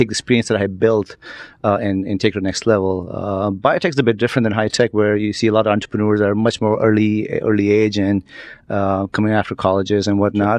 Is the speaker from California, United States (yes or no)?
yes; San Jose, California, United States; also born or lived in New York; I grew up in Silicon Valley, as I mentioned earlier, uh, and as a kid, grew up in San Jose